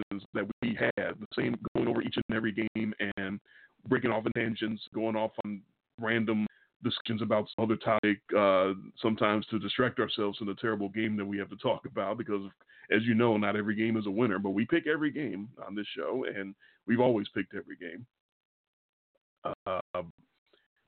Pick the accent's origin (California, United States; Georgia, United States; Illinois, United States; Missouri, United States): Illinois, United States; Chicago; accent: Chicago; we were growing up in Chicago, Illinois. If you can't tell, we're from Chicago by our Chicago accent